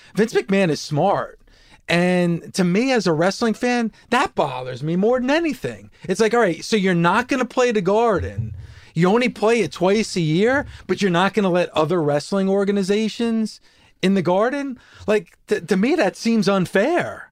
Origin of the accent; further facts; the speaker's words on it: New Jersey, United States; I'm from Jersey